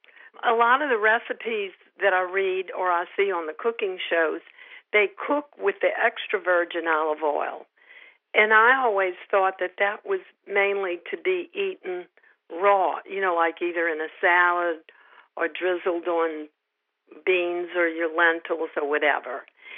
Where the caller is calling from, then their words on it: Slidell, Louisiana, United States; In Slidell, Louisiana. It's kind of across the lake from New Orleans.